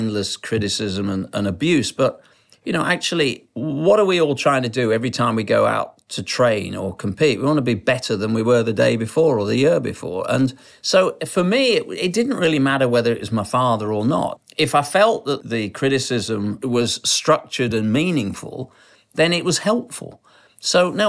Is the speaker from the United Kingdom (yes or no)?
yes; Sheffield, Yorkshire and the Humber, United Kingdom; I was brought up in Sheffield, the People's Republic of South Yorkshire